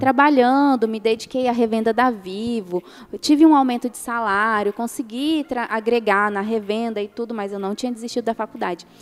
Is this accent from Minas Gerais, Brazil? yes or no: yes; Minas Gerais, Brazil; moved away; eu cresci em Minas tomando café com sucrilhos